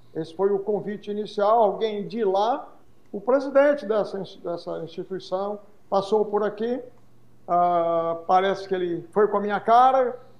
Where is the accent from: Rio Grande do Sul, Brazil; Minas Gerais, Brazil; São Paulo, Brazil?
São Paulo, Brazil; São José do Rio Pardo; moved away as an adult; also born or lived in United States; eu sou daqui de São José, nascido e criado aqui em São José, Rio Pardense, aqui